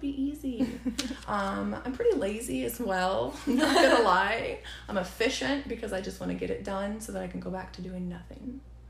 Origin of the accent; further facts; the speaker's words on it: Kansas, United States; I grew up in Kansas.